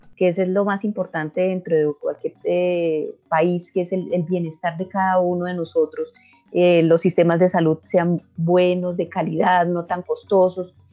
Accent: Colombia

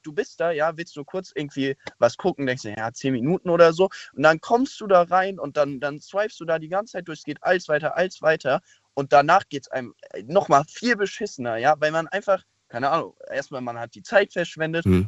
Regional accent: near the Loreley, by Koblenz, Rhineland-Palatinate, Germany; da komme ich her

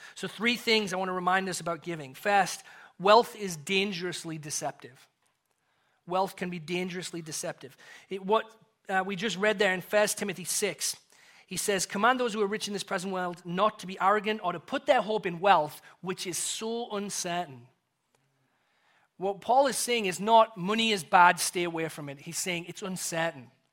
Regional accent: England, United Kingdom; moved away; as an Englishman

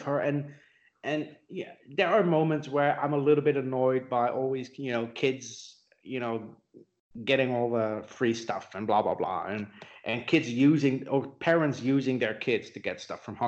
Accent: Netherlands; now in Austria; I live in Europe, you know, in Austria. I grew up in the Netherlands

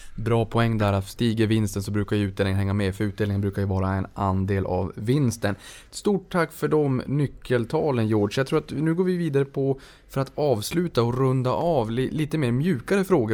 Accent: Norrland, Sweden; där jag kommer ifrån uppe i de norrländska trakterna.

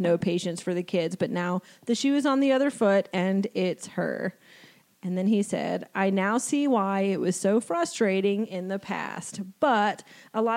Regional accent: New Jersey, United States; I'm from New Jersey

